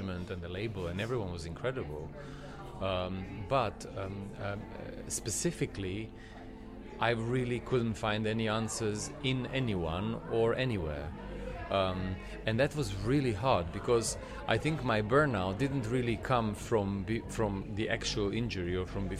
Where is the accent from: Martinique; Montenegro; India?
Montenegro; moved away as an adult; now in London, United Kingdom; I'm from Montenegro, which is... iconically stubborn people